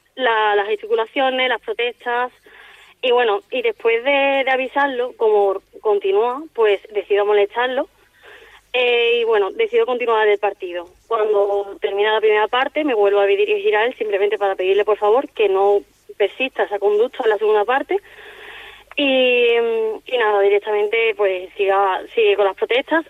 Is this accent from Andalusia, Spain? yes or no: yes; Seville, Andalusia, Spain; moved away as an adult; now in Palma de Mallorca, Spain; tengo 24 años, soy de Sevilla y, bueno, actualmente pues me encuentro en Palma de Mallorca